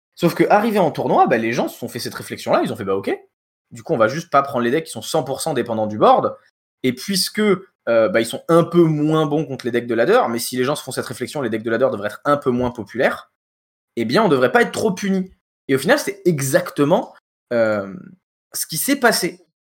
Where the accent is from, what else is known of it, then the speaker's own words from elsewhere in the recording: France; on est français